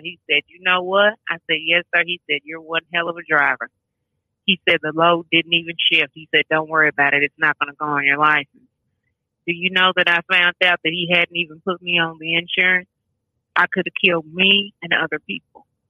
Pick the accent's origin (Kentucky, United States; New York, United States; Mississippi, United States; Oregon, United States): Kentucky, United States; also born or lived in Paducah, Kentucky; I'm originally from Kentucky, a little town called West Center, but I moved up to Paducah when my mother passed away